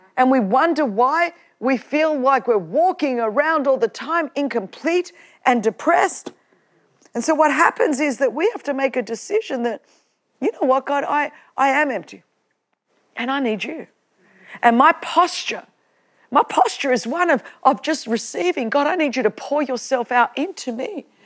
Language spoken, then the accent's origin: English; Australia; I'm Australian